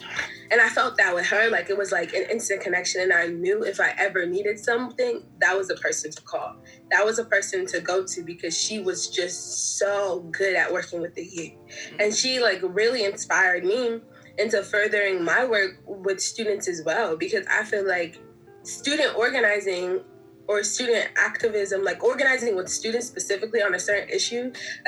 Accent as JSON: {"language": "English", "country": "Nigeria", "said": "Like, I mean, I came from Nigeria, so I'm Nigerian"}